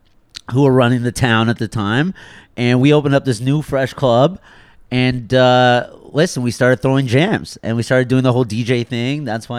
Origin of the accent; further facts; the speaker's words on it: Markham, Ontario, Canada; now in Toronto, Canada; I grew up in Markham.